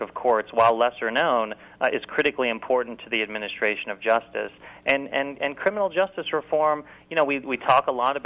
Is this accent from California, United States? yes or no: no; Dayton, Ohio, United States; I was born and raised in Dayton, Ohio, public schools throughout